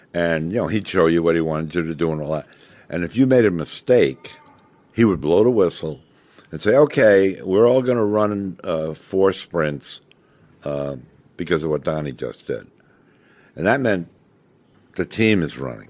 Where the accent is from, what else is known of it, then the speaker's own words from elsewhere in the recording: New York, United States; moved away; I loved being back there because it was my hometown